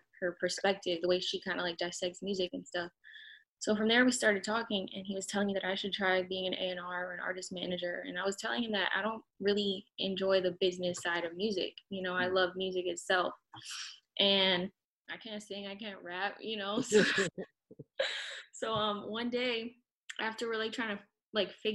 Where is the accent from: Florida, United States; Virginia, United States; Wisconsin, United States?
Florida, United States; Miami; also born or lived in New Orleans, Louisiana; I grew up in South Florida, Miami area